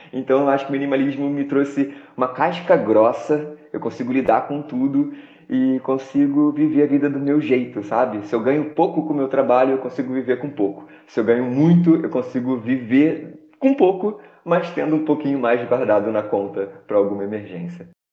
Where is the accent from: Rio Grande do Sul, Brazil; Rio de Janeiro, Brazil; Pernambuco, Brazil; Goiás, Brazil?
Rio de Janeiro, Brazil; moved away; also born or lived in Baixada Fluminense; eu sou do Rio de Janeiro, sou de Sepetiba